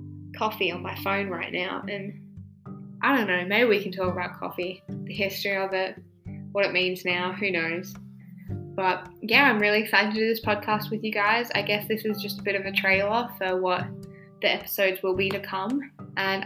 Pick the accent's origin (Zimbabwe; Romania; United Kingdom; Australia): Australia; I am an Australian